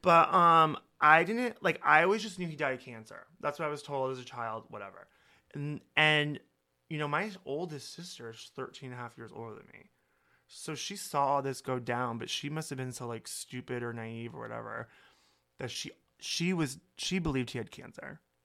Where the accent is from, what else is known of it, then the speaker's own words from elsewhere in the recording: Holstein, Iowa, United States; moved away; also born or lived in Sioux City, Iowa; I'm from Holstein, Iowa, where, like, I had forty-two people in my class.